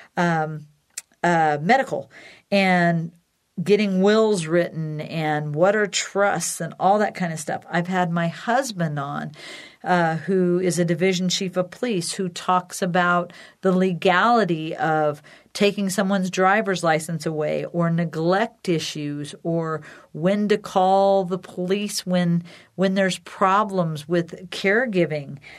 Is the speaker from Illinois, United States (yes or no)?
yes; Decatur, Illinois, United States; my sister and Sue and I started the CareTrack Foundation in Decatur, Illinois, my hometown